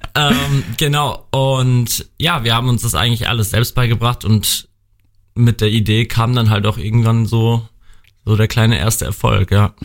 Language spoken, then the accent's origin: German; Bad Kreuznach, Rhineland-Palatinate, Germany; ich komme gebürtig hier aus Bad Kreuznach, wohne in Bad Kreuznach